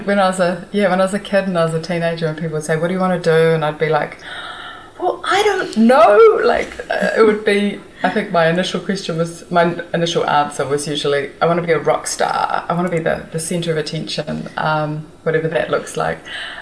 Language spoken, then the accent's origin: English; Wellington, New Zealand; also born or lived in California, United States / Auckland, New Zealand / Korea; I was born in Wellington and I lived here till I was five in Karori.